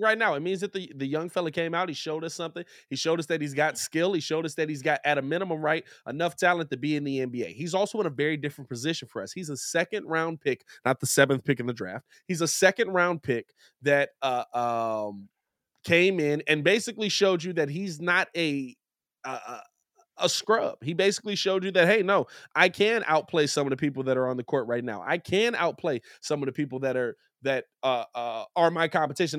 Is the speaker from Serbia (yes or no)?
no; Chicago, Illinois, United States; as a Chicagoan